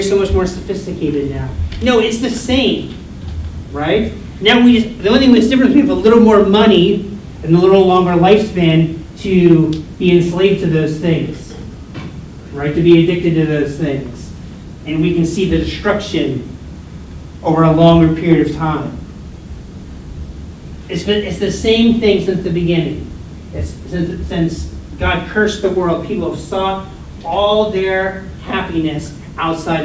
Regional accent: United States; moved away; I'm from the United States

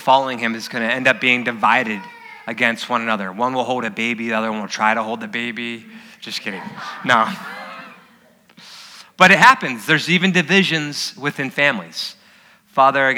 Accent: Dagsboro, Delaware, United States; moved away; also born or lived in San Diego; My hometown, I'm from Dagsboro, Delaware, which is just 4 miles inland from Bethany Beach.

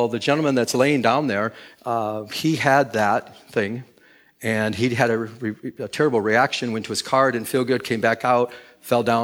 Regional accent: Michigan, United States; now in California, United States; I'm from Michigan. When I came here to California back in 2000

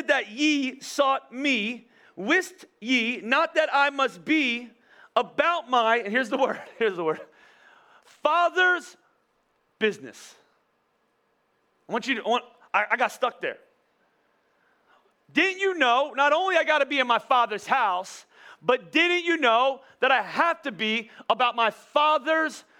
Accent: United States; we're not English, we're American

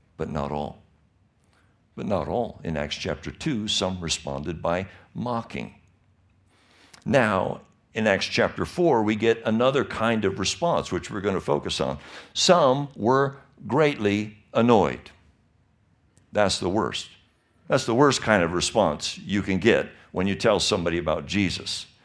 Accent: Michigan, United States; now in California, United States; I was born and raised in Michigan

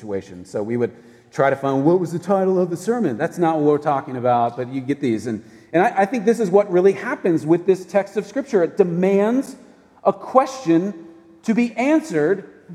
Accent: United States; as an American citizen

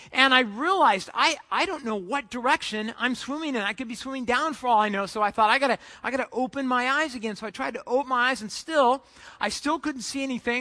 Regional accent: Southern California, United States; I grew up in Southern California, just about you know 20 minutes from uh, the beach

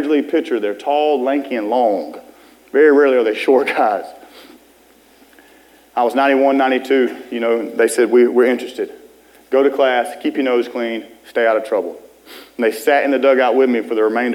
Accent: Phenix City, Alabama, United States; also born or lived in Columbus, Georgia / Clio, Alabama; a coach that had recruited me out of high school in my hometown of Phoenix City

